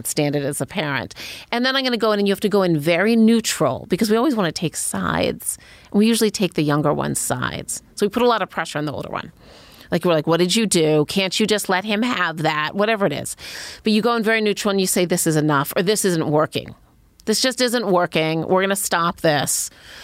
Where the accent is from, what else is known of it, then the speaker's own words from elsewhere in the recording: Cleveland, Ohio, United States; I grew up in Cleveland